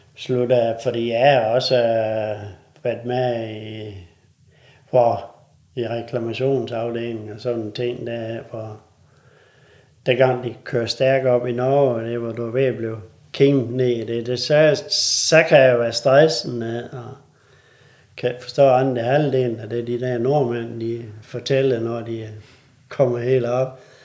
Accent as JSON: {"language": "Danish", "area": "North Jutland and Thy", "region": "North Denmark Region", "country": "Denmark", "said": "nu kommer vi her fra Nordjylland og Thy"}